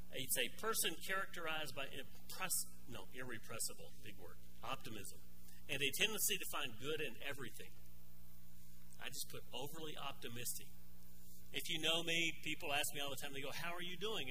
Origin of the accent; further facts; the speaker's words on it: Arkansas, United States; moved away; I grew up in Arkansas